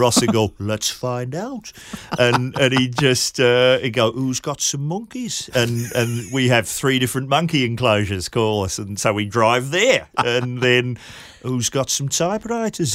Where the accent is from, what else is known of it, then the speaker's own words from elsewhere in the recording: New Zealand; I grew up in New Zealand